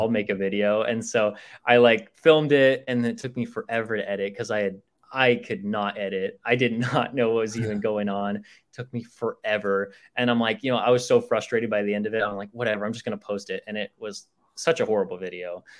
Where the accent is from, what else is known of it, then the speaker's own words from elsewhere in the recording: Chandler, Arizona, United States; I grew up in in Chandler, so it was uh, about like 30 minutes away from like downtown Phoenix